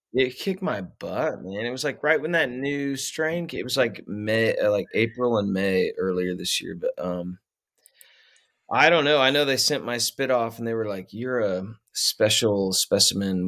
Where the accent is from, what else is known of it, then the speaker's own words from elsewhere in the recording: Middletown, Ohio, United States; also born or lived in Texas / Nashville; now in Kansas, United States; I was born in Texas and then we moved to Ohio. That's where I grew up